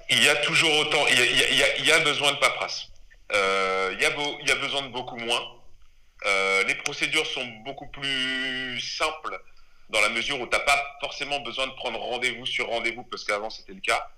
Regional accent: Normandy, France; also born or lived in Les Mureaux, Yvelines / Rouen; je suis originaire de, de Normandie parce que je suis arrivé très tôt en Normandie. J'étais avant dans les Yvelines au Muro. J'ai eu une enfance là-bas.

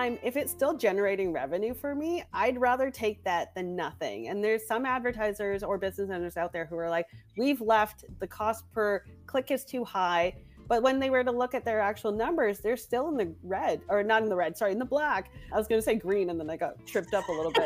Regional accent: Canada; I'm Canadian

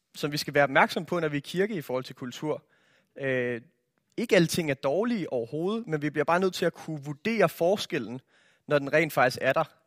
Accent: Denmark; jeg er opvokset i Danmark

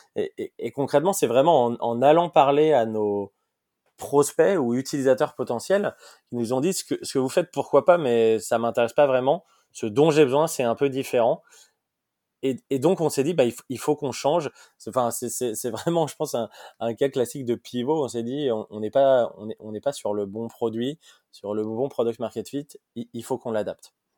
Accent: Lyon, Auvergne-Rhône-Alpes, France; moved away as an adult; also born or lived in Paris; j'ai grandi j'ai grandi à Lyon. Donc moi, je suis, lyonnais

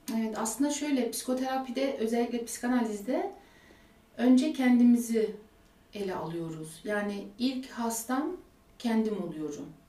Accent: Germany; Almanya'da doğdum, büyüdüm

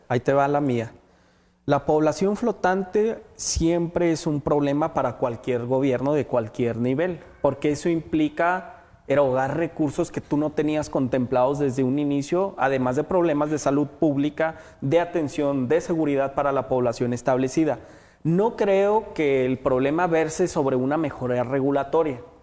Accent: Mexico

